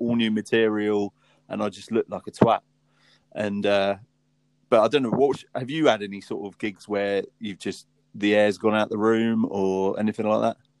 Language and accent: English; Southampton, South East England, United Kingdom; We're from Southampton